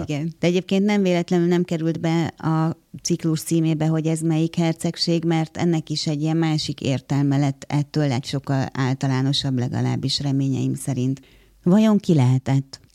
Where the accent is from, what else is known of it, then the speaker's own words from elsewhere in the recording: Hungary; first language Hungarian; also born or lived in Kraków; itt élek ebben az országban, magyar állampolgár vagyok, magyar az anyanyelvem